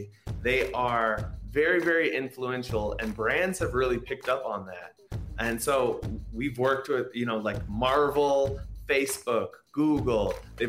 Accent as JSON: {"language": "English", "town": "Minneapolis", "region": "Minnesota", "country": "United States", "tie": "born or raised there", "said": "I'm from South Minneapolis. I grew up in a very diverse neighborhood."}